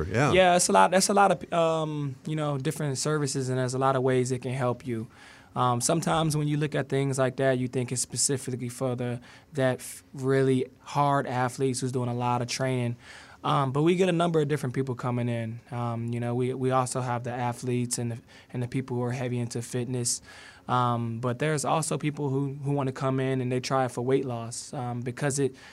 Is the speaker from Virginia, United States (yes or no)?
yes; Richmond, Virginia, United States; born or raised there